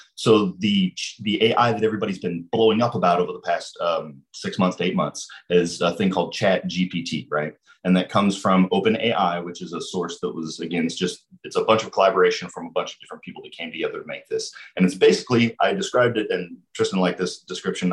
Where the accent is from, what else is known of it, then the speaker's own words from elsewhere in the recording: Lebanon, Missouri, United States; I'm from Lebanon. I grew up down here.